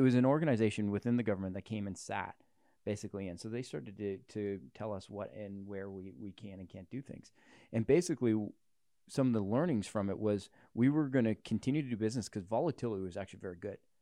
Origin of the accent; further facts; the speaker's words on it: Canada; as a Canadian